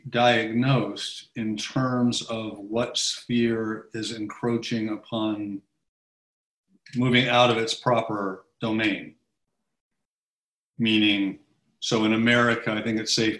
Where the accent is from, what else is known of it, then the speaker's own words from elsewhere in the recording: United States; I'm American, I've been groomed in this system